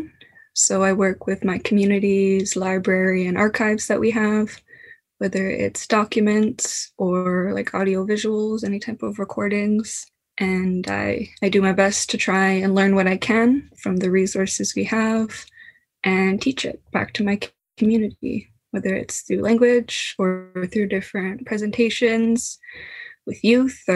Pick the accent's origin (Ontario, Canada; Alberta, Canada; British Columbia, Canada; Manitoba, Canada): British Columbia, Canada; Kitamaat Village; I come from Tsimotsa, currently known as Kitimat Village or Haisla BC